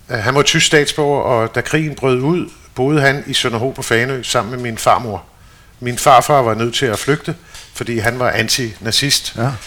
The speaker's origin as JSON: {"language": "Danish", "town": "Stockholm", "region": "Stockholm County", "country": "Sweden", "tie": "born there", "said": "Så derfor er jeg født i Stockholm, som den sidste af tre børn."}